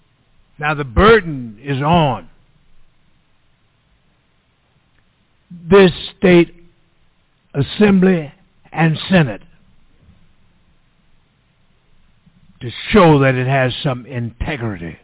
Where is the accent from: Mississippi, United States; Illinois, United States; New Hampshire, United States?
Mississippi, United States; now in California, United States; I was born and bred in Mississippi. When I die, I'm going to be a Mississippian